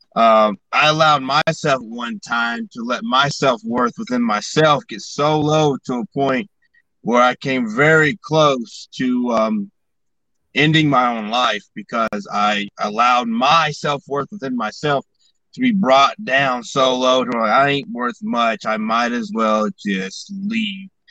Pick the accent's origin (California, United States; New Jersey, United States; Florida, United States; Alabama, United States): Alabama, United States; I grew up, most of my growing up was in Alabama